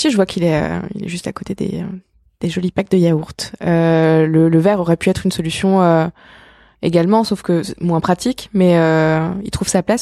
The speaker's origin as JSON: {"language": "French", "area": "Alsace", "region": "Grand Est", "country": "France", "said": "je suis pas de la région, je suis alsacienne."}